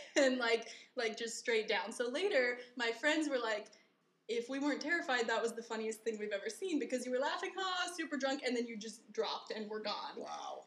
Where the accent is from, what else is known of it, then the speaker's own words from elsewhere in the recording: Colorado, United States; moved away as an adult; now in Taiwan; I'm from Colorado, which is also like very beautiful and spacious and open and huge